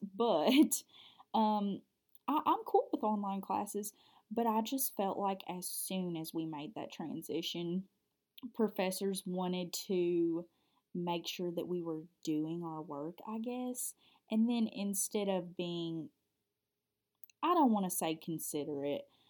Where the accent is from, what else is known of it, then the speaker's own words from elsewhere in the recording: Cub Run, Kentucky, United States; I'm from a small town in South Central Kentucky. It's called Cub Run